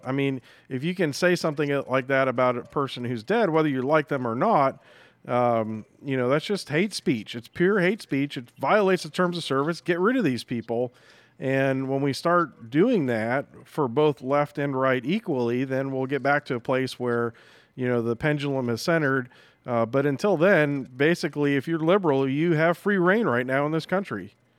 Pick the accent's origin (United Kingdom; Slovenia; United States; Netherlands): United States; New England; moved away; I grew up in New England